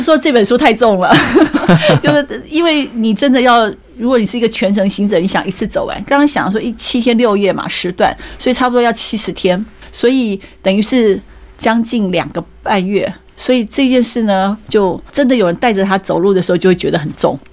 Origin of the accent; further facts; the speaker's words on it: Hualien County, Taiwan; 我是花莲人